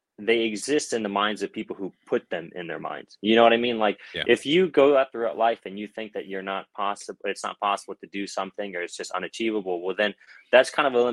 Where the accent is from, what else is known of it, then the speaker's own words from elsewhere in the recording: Baltimore, Maryland, United States; also born or lived in London, England / Philadelphia, Pennsylvania; I was actually born in London, England, and we lived there for a couple of years, and then we moved to Philly, and now I live in right outside Baltimore, Maryland, and I've been here since about fifth grade, and I consider this my hometown